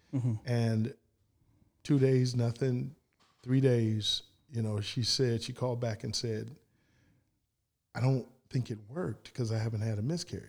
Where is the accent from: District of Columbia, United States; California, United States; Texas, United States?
Texas, United States; San Antonio; born there; I was born in San Ann.